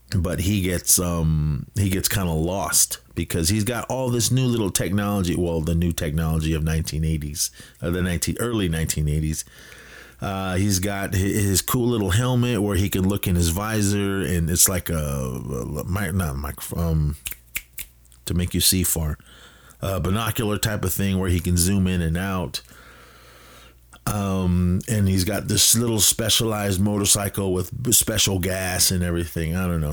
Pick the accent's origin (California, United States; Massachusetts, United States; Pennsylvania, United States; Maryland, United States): California, United States; Oakland; I'm a kid from the Bay Area, uh, Oakland represent